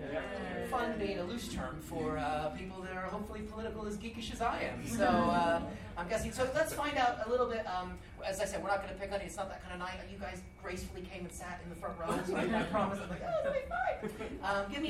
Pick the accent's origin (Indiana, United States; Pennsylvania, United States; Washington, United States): Washington, United States; Seattle; now in United Kingdom; I'm from Seattle as well.